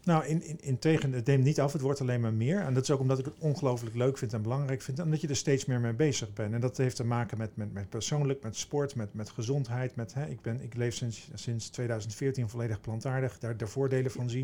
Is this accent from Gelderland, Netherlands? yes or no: yes; Veluwezoom, Gelderland, Netherlands; Ik kom uit het oosten van het land. Ik ben opgegroeid in de Veluwezoom in de natuur